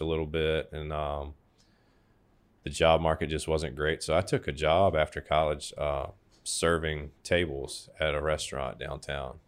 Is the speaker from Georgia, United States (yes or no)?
yes; Savannah, Georgia, United States; I was born and raised here in Savannah